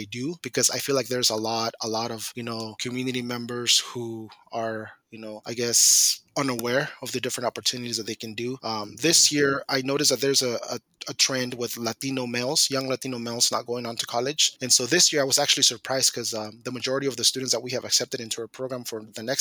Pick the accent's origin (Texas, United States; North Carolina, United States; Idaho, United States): Idaho, United States; Mountain Home; now in Moscow, United States; So for so for me, it was like really, you know, difficult, you know, being a being away from my hometown. Mount Home is about seven hours away. Coming into Moscow